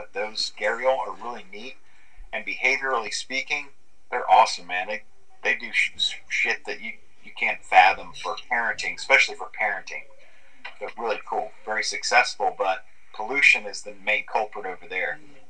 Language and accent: English; Orlando, Florida, United States; I grew up in Orlando, Florida, so I'm a Central Florida person. I've never spent much time on the West Coast of Florida.